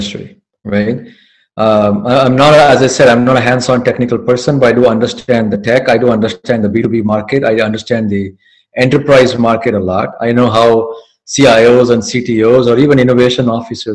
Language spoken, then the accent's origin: English; Mumbai, Maharashtra, India; moved away as an adult; now in United States; my background is I'm from Mumbai. I did my engineering in electronics in Mumbai, and I did my MBA in Mumbai